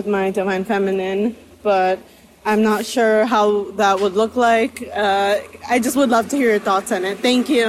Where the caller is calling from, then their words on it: New York City, New York, United States; I'm tuning in from New York City as well.